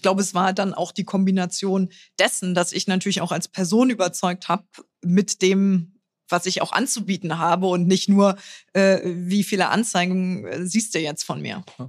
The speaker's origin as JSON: {"language": "German", "town": "Trier", "region": "Rhineland-Palatinate", "country": "Germany", "tie": "born or raised there", "also_born_or_lived": "Berlin", "moved": "yes", "said": "in meiner Heimat"}